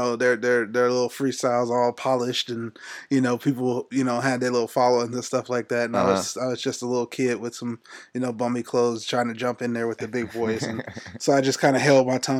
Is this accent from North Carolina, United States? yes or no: no; Youngstown, Ohio, United States; moved away as an adult; now in Athens, United States; I'm originally from Youngstown, Ohio, south side of Youngstown, Ohio